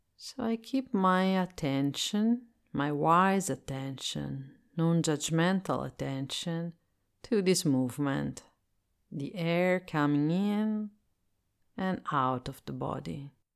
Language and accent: English; Italy; English is a second language; I am Italian and I live in Italy, so I speak English as a second language.